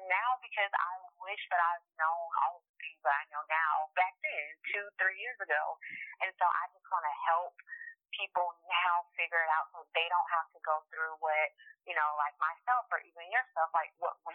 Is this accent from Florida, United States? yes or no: yes; Miami, Florida, United States; also born or lived in China; I am from the 305 ah. Miami all day.